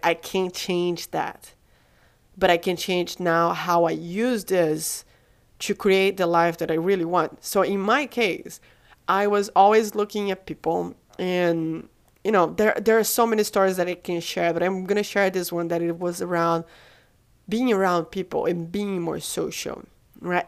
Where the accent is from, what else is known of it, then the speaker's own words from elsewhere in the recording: Brazil; moved away; I'm from Brazil